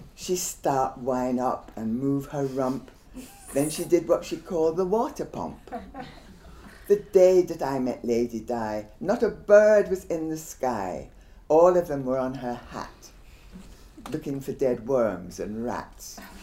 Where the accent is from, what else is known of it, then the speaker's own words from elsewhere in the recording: Guyana; I'm actually from Guyana and we don't have the same Jamaican accent